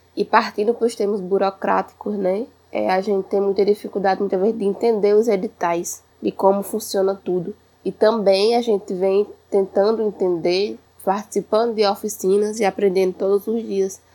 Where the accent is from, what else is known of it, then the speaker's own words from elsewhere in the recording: Truká people, Pernambuco, Brazil; sou aqui do Povo Trucado